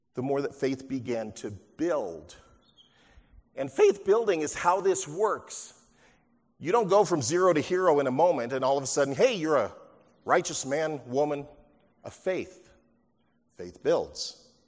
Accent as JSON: {"language": "English", "area": "near Huntington Beach", "region": "California", "country": "United States", "tie": "born or raised there", "said": "growing up near Huntington Beach"}